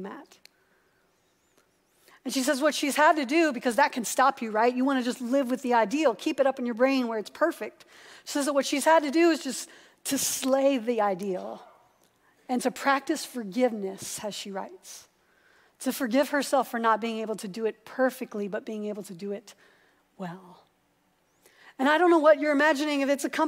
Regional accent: Columbus, Ohio, United States; the church that I grew up in over in Columbus

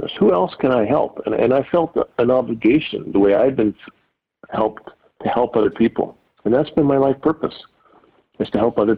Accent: London, Ontario, Canada; I'm from London, Ontario

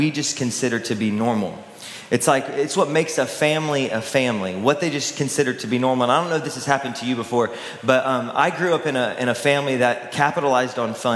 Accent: Texas, United States; I grew up in Texas

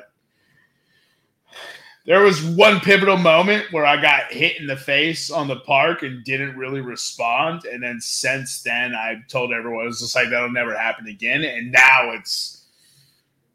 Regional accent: Texas, United States; in my hometown, there's this, not necessarily local joint, John, but local, it's a local chain John. So it's really like Texas is the only place I ran into it

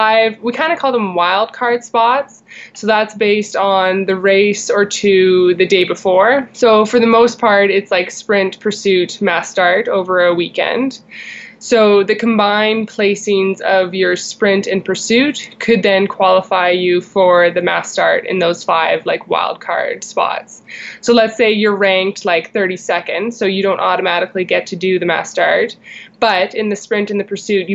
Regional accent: Canmore, Alberta, Canada; Growing up in Canmore

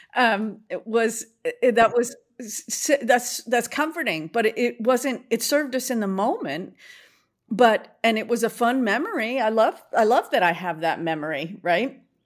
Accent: Boston, Massachusetts, United States; born or raised there

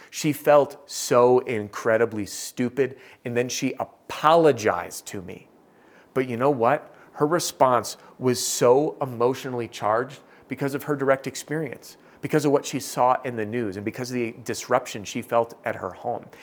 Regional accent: Madison, Wisconsin, United States; born or raised there

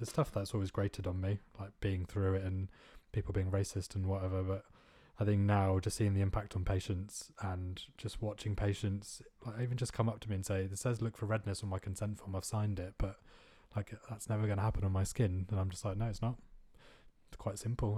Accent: India; moved away as an adult; growing up in India

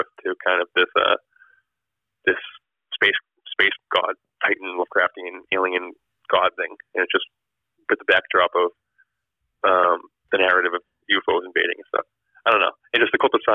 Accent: Massachusetts, United States; I grew up in Massachusetts

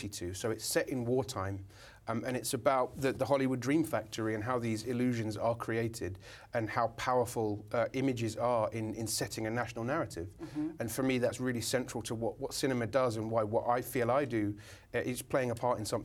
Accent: United Kingdom; now in Brooklyn, United States; being a Brit, you know, being back home in the UK

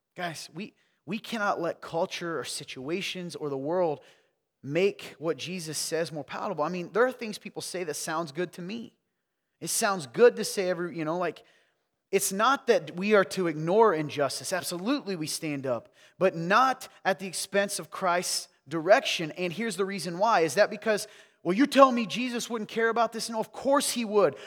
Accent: the South, United States; I'm from the South

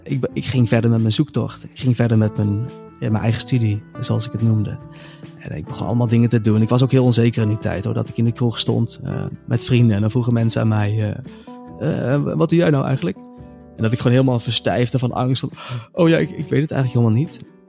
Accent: North Brabant, Netherlands; moved away as an adult; also born or lived in Amsterdam; kwam ik weer thuis in Brabant, in het kleine dorpje waar ik vandaan kwam

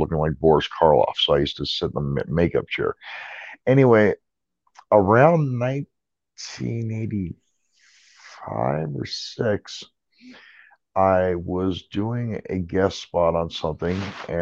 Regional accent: Southern California, United States; I was born in Southern California

